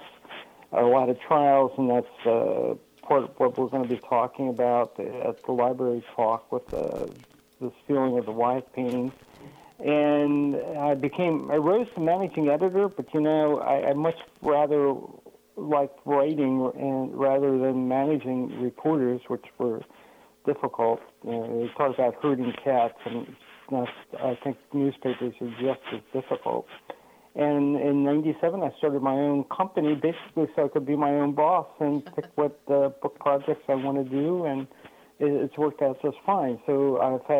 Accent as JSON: {"language": "English", "area": "Chester County, right outside of Philadelphia", "region": "Pennsylvania", "country": "United States", "tie": "born or raised there", "moved": "as an adult", "lives_now": "Connecticut, United States", "said": "I'm now in Connecticut, but I grew up in Chester County right outside of Philadelphia"}